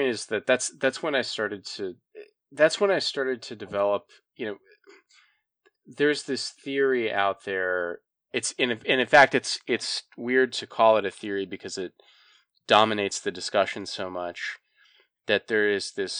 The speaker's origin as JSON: {"language": "English", "region": "Montana", "country": "United States", "tie": "born or raised there", "moved": "as an adult", "said": "I grew up in Montana and spent a lot of time there"}